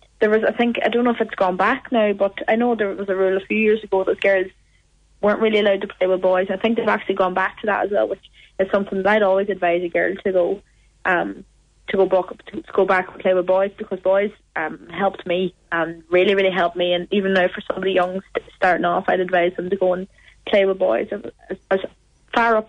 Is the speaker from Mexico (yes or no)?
no; Milford, Ulster, Ireland; I played with Milford United, was my first club. That's obviously my hometown